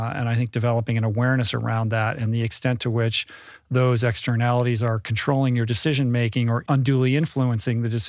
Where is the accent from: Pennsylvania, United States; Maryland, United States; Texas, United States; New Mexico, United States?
Maryland, United States; Bethesda; I grew up in Bethesda.